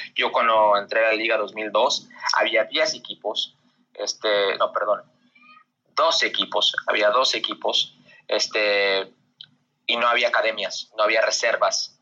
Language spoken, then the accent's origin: Spanish; Las Vegas, Nevada, United States; yo soy de Las Vegas